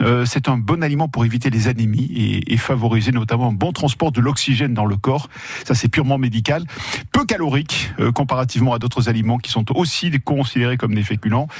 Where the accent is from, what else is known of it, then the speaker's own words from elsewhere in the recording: France; Je suis français, très français.